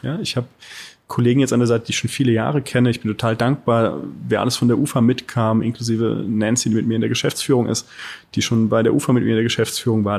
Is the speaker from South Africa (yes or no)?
no; Rhineland-Palatinate, Germany; now in Berlin, Germany; Ich komme aus der Pfalz